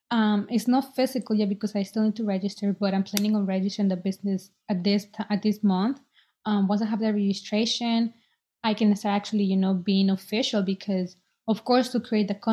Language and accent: English; Boston, Massachusetts, United States